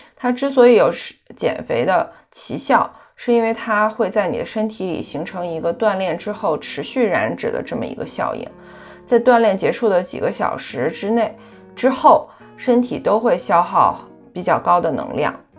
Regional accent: China; 在我们中国人的饮食习惯当中呢，蛋白质摄入的很少

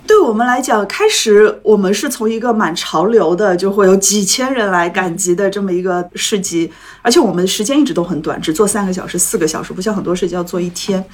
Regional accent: Shanghai, China; 我上海人

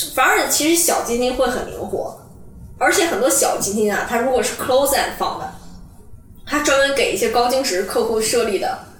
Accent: Dalian, Liaoning, China; moved away as an adult; also born or lived in Davis, United States / Boston, United States; now in Hong Kong; 我从小是出生在，出生长大在大连嘛，嗯。然后我们那边是以海鲜出名的

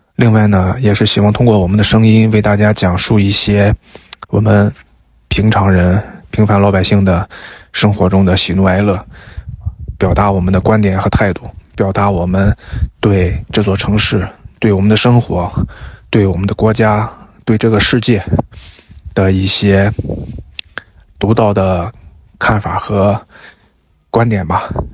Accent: Jinan, Shandong, China; also born or lived in Haiyang; 今年是我有生以来第一次没有在我的家乡济南过年

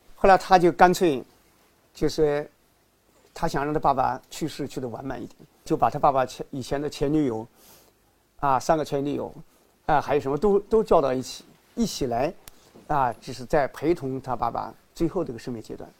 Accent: China; 我们中国人

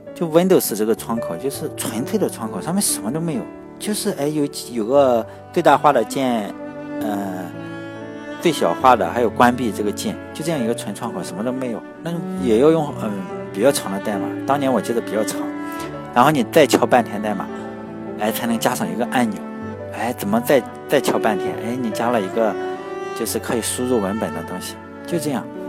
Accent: Shandong, China; 我们山东嘛，我是山东的，我们老家的土话就叫洋火枪

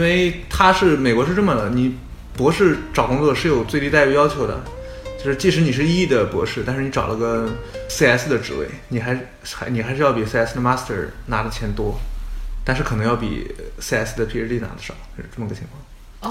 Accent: Shandong, China; moved away as an adult; now in United States; 我们山东人是儒家思想

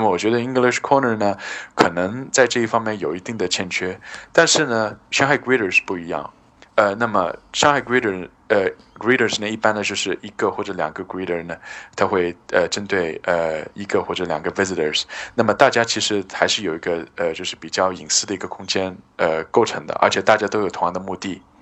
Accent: China; 比如说我们中国人很喜欢问年龄啊

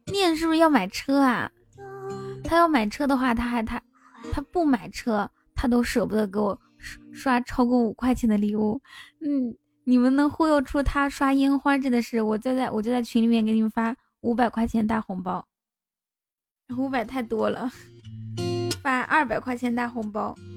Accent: Inner Mongolia, China; moved away; 我回内蒙当然能找到家了

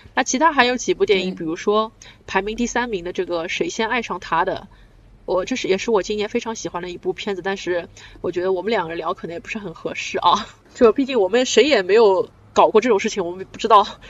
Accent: China; 对我嗯。一个中国人来说

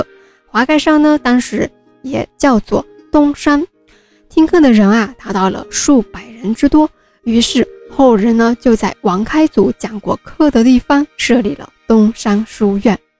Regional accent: Wenzhou, Zhejiang, China; 因为其中的代表人物啊多为我们温州人

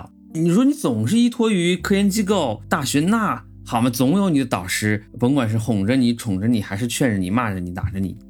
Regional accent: China; now in United States; 我说，哎呀，你看我们中国人这不会说哈，这又招我们这一代很差劲。

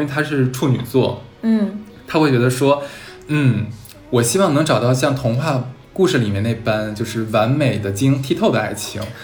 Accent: Harbin, Heilongjiang, China; 因为我是哈尔滨人

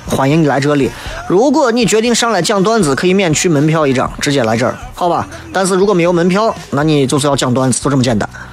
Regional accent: Shaanxi, China; accent: Shaanxi dialect; 我们陕西方言

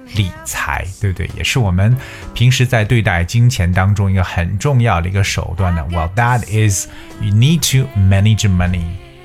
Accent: China; 我们中国人

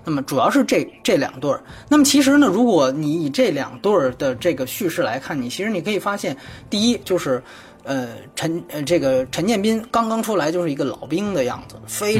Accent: China; 我是大陆来的

